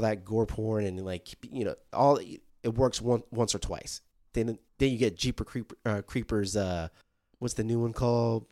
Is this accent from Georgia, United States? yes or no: yes; South Georgia, United States; I grew up in South Georgia